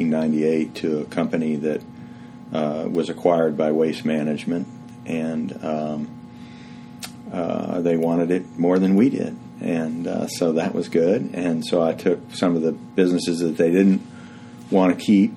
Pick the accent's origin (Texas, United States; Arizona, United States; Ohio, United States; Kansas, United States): Texas, United States; Houston; I grew up in Houston and went to school at University of Texas